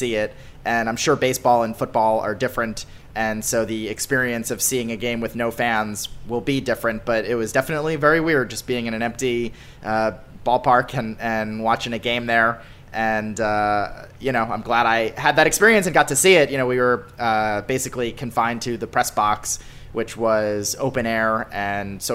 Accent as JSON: {"language": "English", "area": "outside Philadelphia", "region": "Pennsylvania", "country": "United States", "tie": "born or raised there", "said": "I grew up outside Philly"}